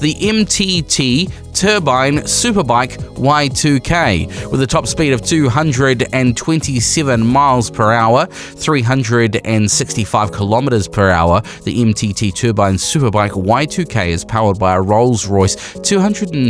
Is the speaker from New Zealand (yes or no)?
yes; New Zealand; We are Kiwi motorcyclists